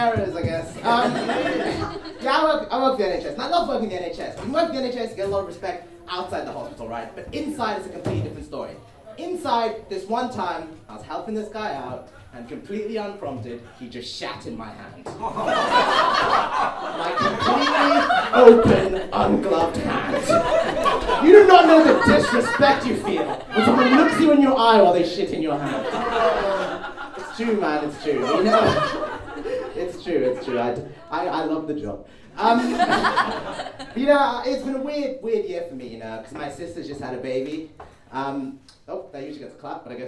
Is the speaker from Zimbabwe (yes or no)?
yes; Zimbabwe; now in United Kingdom; I was actually born in Zimbabwe